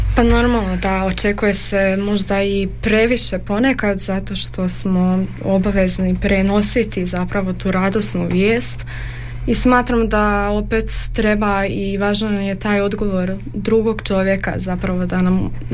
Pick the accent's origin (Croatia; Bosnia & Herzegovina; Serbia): Croatia; Zagreb, City of Zagreb; moved away as an adult; now in Đakovo, Croatia; Ja dolazim iz Zagreba.